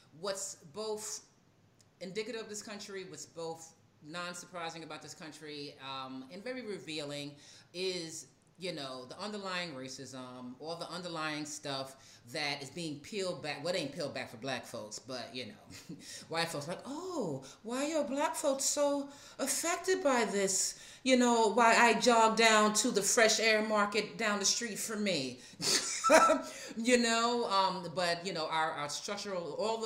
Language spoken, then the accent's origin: English; New York, United States; now in Atlanta, United States; as a New Yorker